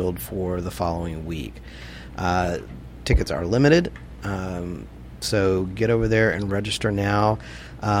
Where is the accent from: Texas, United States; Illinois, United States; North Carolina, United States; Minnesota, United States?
Texas, United States; moved away; I'm from Texas and grew up with all this